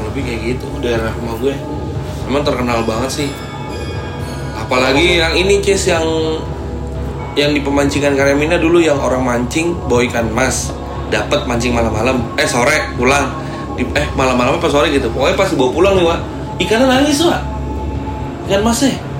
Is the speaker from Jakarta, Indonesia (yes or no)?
no; Depok, West Java, Indonesia; cerita-cerita dari kampung gue